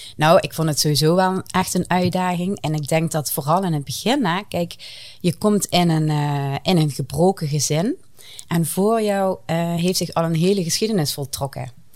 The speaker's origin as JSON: {"language": "Dutch", "region": "southern Netherlands", "country": "Netherlands", "accent": "southern", "said": "jullie horen aan mijn accent, ik kom eh, uit het zuiden. En ik bevind mij vrij dicht tegen de Belgische grens"}